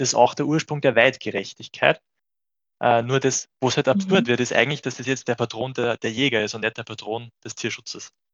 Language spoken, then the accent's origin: German; Austria; bei uns in Österreich